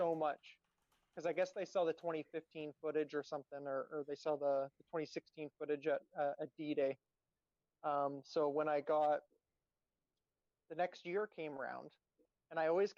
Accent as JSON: {"language": "English", "country": "Canada", "said": "I came from Canada"}